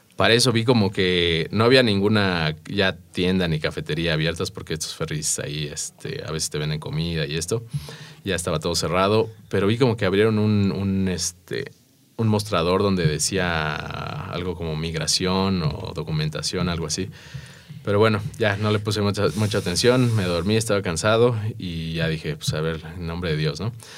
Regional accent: Mexico; aquí como mexicano

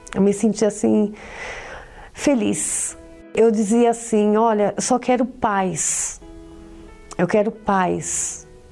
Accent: São Paulo, Brazil; eu sou de São Paulo

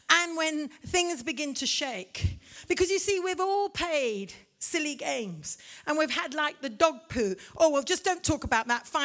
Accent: India; also born or lived in Africa; I'm a missionary kid from India. I grew up in Africa. I'm as much Irish as I am English.

